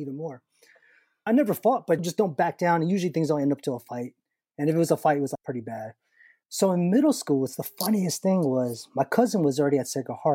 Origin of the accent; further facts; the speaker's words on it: United States; I always saw myself as an Asian American